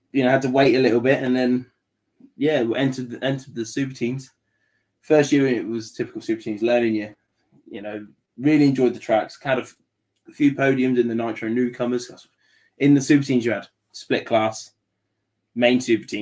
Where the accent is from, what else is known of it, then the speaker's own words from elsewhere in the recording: Wellingborough, East Midlands, United Kingdom; where I grew up in Wellingborough.